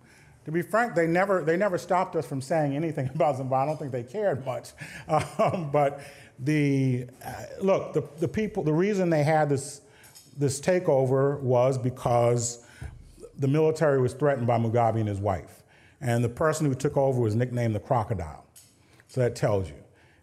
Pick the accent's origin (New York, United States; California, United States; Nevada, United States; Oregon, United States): New York, United States; New York City; also born or lived in Brooklyn; Well, I was born in Harlem to parents who came from the Great Migration.